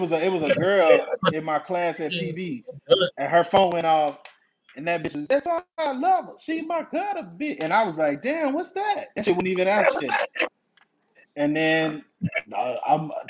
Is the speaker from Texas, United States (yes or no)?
yes; Killeen, Texas, United States; now in Dallas, United States; I'm actually from Killeen